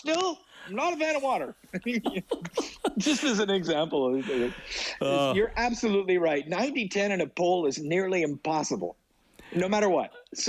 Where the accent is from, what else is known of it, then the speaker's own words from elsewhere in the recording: Edmonton, Alberta, Canada; moved away; One, I grew up in Edmonton.